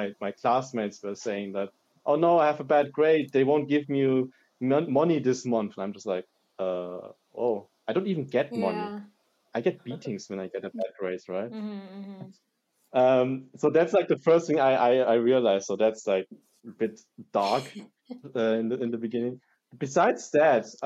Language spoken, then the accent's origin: English; Germany; also born or lived in East Germany / southern Germany; now in Heidelberg, Germany; I was born and raised in Germany by a father from Hong Kong and from a mother from Malaysia.